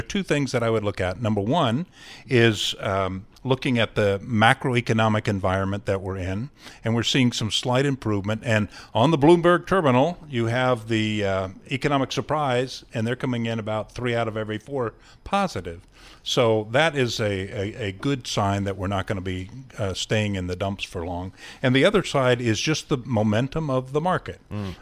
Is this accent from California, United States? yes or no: no; Ohio, United States; I'm from Ohio, and we have a lot of corn, and we have corn mazes